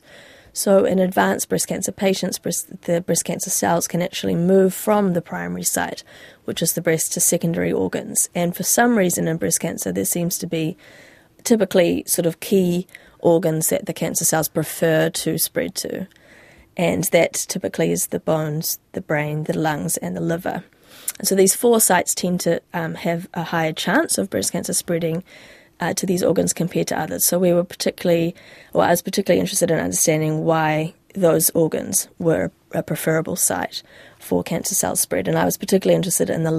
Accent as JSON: {"language": "English", "country": "New Zealand", "moved": "as an adult", "said": "I wanted to start that in my home country, and I wanted to have that next sort of step of my stage of my career where I'm leading a team, and I wanted that to be in New Zealand."}